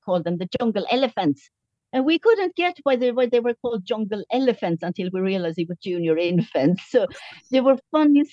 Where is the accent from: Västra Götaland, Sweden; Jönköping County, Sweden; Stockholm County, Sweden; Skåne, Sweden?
Jönköping County, Sweden; Jönköping; moved away as an adult; now in Tipperary, Ireland; We are from Yonshepping